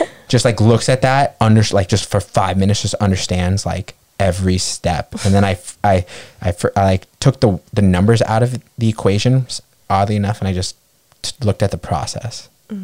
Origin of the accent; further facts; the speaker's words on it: New York, United States; I grew up in New York